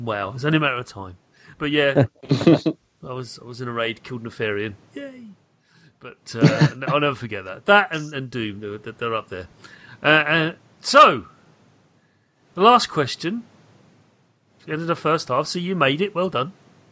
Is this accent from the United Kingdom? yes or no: yes; United Kingdom; being British